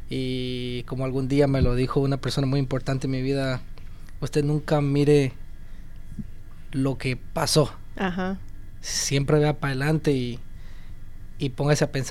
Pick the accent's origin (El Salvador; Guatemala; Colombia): Guatemala; moved away; Yo soy guatemalteco.